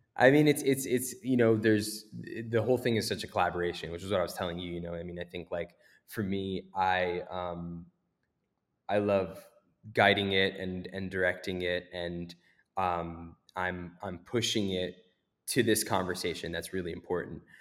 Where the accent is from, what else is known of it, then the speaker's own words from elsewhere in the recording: United States; growing up in America